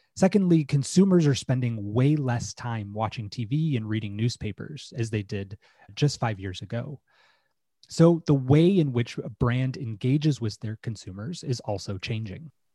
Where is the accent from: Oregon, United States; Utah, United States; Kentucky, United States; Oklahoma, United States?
Utah, United States; I grew up in Utah in the United States